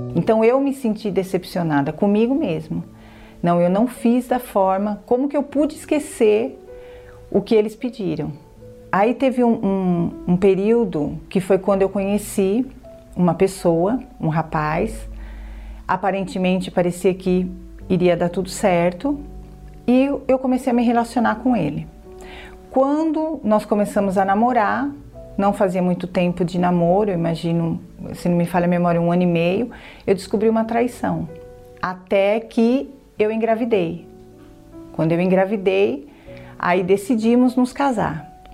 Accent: São Caetano do Sul, São Paulo, Brazil; tenho 47 anos, sou de São Caetano e sou contadora

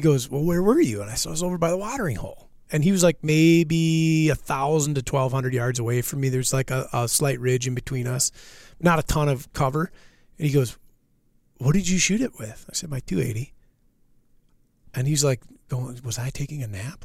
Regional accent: Minnesota, United States; moved away as an adult; now in Wisconsin, United States; I'm from Minnesota.

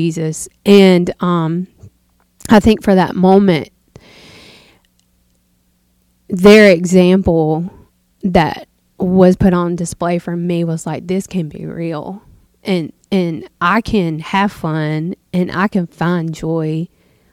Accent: the South, United States; down here in the South, you go to church on Sunday and then you go to Granny's to eat supper afterwards

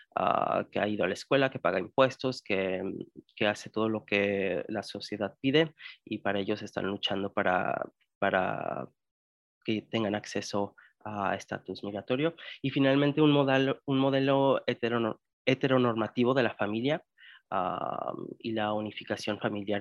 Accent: Indianapolis, Indiana, United States; moved away as an adult; also born or lived in Guadalajara, Jalisco, Mexico / Wisconsin; now in Hawaii, United States; Crecí en los Estados Unidos, específicamente en Indianápolis, Indiana. Ah, llegué a este país cuando tenía cuatro años, en el 98. Nací en Guadalajara, Jalisco, México.

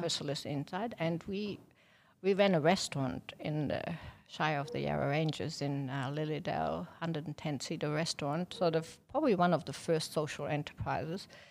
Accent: Germany; moved away as an adult; now in Victoria, Australia; I'm German

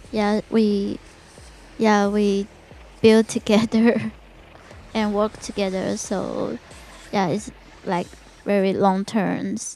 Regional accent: Taiwan; English is a second language; because we are from Taiwan, and Taiwan is so many temples around the neighborhood, and I was uh, grew up by the temple.

